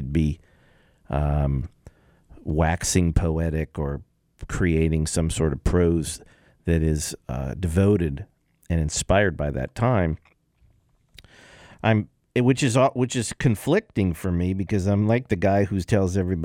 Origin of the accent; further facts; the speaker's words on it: Los Angeles, California, United States; I grew up in the San Fernando Valley, Grant High School, Valley College